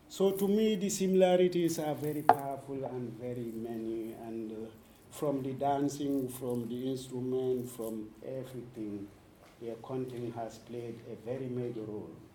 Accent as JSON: {"language": "English", "region": "Senegambian region", "country": "Gambia", "tie": "born or raised there", "also_born_or_lived": "Sweden", "second_language": "English", "said": "I was born in the Senegambian region, school in the Senegambian region, both informal and formal education"}